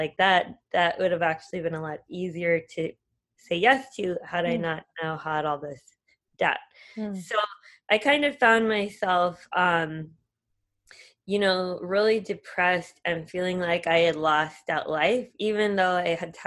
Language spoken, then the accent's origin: English; United States; moved away as an adult; also born or lived in Singapore; being another American